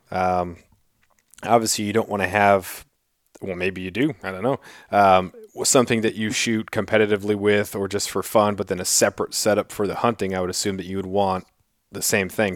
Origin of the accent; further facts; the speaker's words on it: Southeast Alaska, United States; I'm from Southeast Alaska